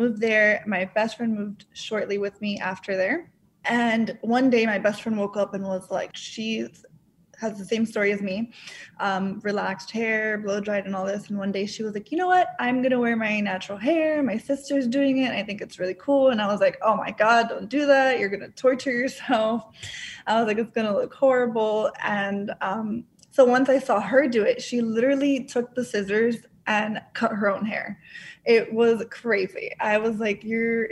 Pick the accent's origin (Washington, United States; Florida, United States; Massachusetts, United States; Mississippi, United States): Florida, United States; Orlando; also born or lived in Dominican Republic; I was born in Dominican Republic, and my family and I moved to Orlando, Florida when I was 3 years old